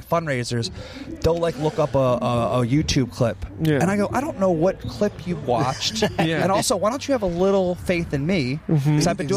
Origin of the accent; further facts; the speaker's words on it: outside Philadelphia, New Jersey, United States; growing up in South Jersey, outside Philadelphia my whole life